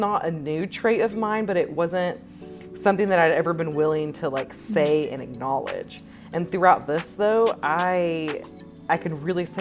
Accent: Tennessee, United States; moved away as an adult; now in Austin, United States; I currently live in Austin, Texas. I'm originally from Tennessee

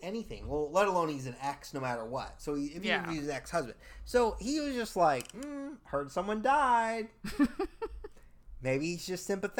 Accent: California, United States; I'm from California, so we don't really have rocky beaches

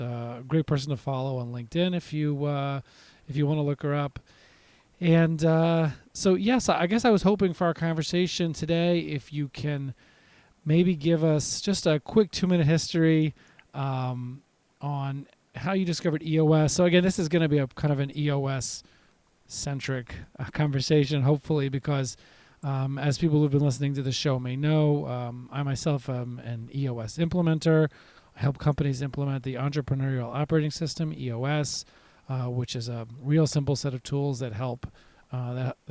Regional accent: Nashville, Tennessee, United States; my hometown of Nashville

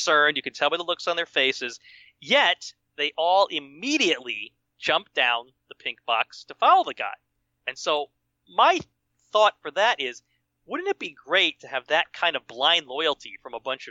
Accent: Mamaroneck, New York, United States; moved away; also born or lived in Eau Claire, Wisconsin; Kevin and Matt Dillon grew up in my hometown, went to my high school

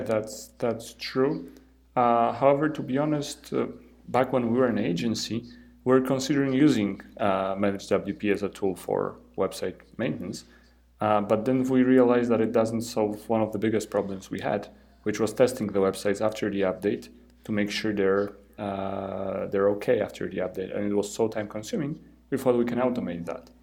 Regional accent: Poland; I'm from Poland

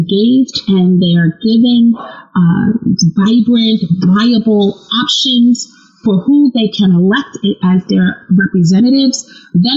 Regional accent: United States; as an American

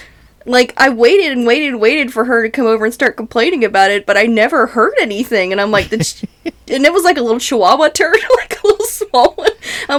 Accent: North Carolina, United States; When I grew up in North Carolina

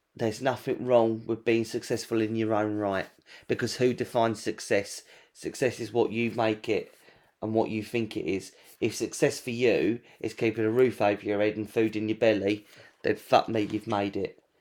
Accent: England, United Kingdom

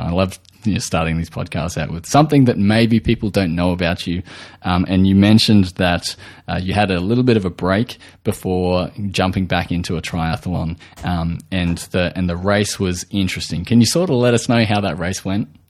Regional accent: Australia

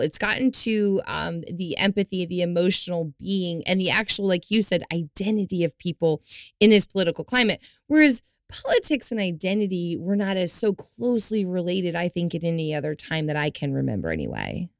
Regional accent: the South, United States; I was raised in the South.

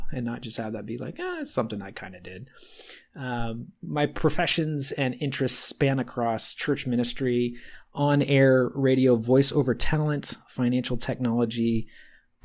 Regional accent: California, United States; I am a native California kid

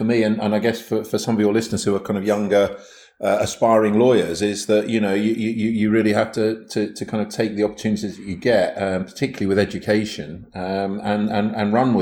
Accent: Milton Keynes, South East England, United Kingdom; I grew up in Milton Keynes

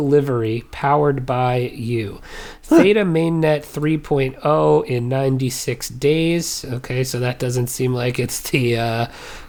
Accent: Illinois, United States; also born or lived in New Jersey; When I grew up, I moved from New Jersey to Illinois, so I showed up as the soda guy.

